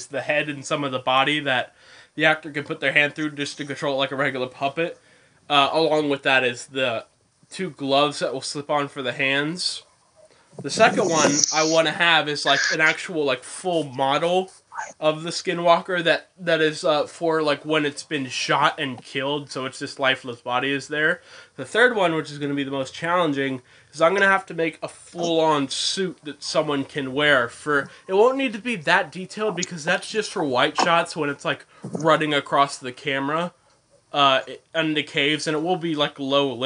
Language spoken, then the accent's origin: English; Boonsboro, United States; moved away; my hometown at Boonesboro